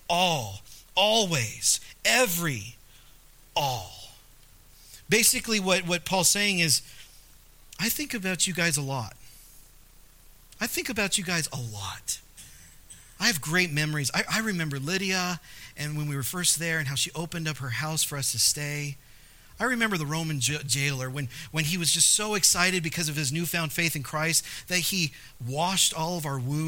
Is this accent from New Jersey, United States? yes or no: no; Southern California, United States; moved away as an adult; now in La Pine, United States; Brianna and I, we grew up in Southern California. that's our home